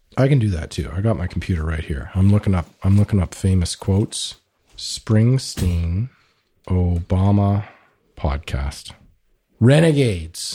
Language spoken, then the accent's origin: English; Canada; I'm just some Canadian kid